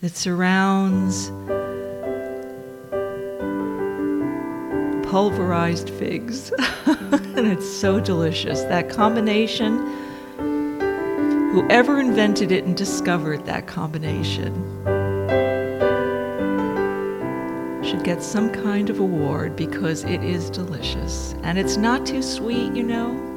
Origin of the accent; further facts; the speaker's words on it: Dobbs Ferry, New York, United States; moved away as an adult; now in Sydney, Australia; we grew up together in Dobbs Ferry, New York